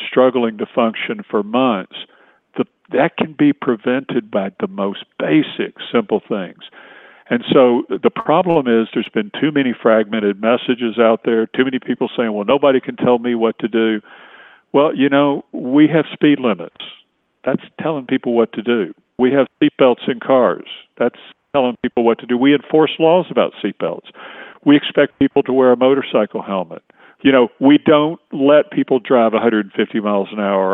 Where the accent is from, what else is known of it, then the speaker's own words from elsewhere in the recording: East Tennessee, United States; moved away as an adult; also born or lived in Atlanta, Georgia / Washington, D.C.; now in Virginia, United States; I was born and raised in East Tennessee, grew up in a small town.